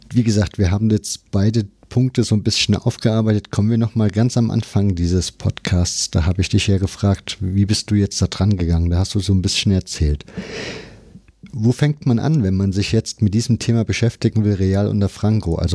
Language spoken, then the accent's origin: German; Germany; also ich bin ja ein Kind der DDR, das heißt, für mich ist das immer alles leicht verständlich und es klingt so ein bisschen nach DDR.